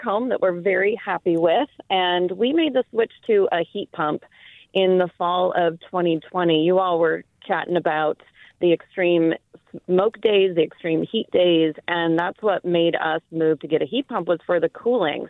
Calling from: San Rafael, California, United States; I'm calling from San Rafael

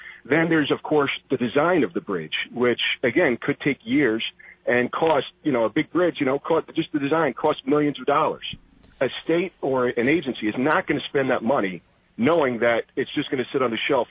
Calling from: Harwinton, Connecticut, United States; People's Republic of Corrupticut up here.

